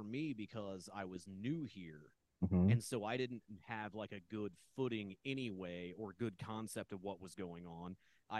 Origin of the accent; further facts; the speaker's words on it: Midwest, United States; because I'm from the Midwest, and the only way a place in the Midwest can survive that is doing like weird art, comedy, and entertainment is by doing everything.